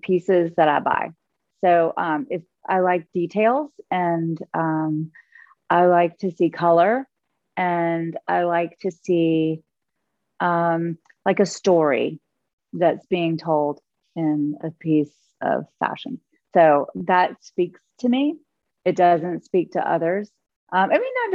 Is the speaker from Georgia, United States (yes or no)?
yes; Augusta, Georgia, United States; born or raised there; moved away; also born or lived in New York